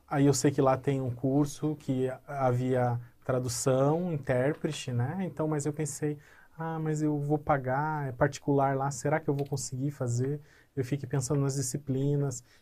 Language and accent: Portuguese; Paraíba, Brazil; born there; now in Paraná, Brazil; Eu nasci, eu não nasci aqui no Paraná, eu nasci na Paraíba, e eu mudei para cá, para o Paraná, uhum. recentemente.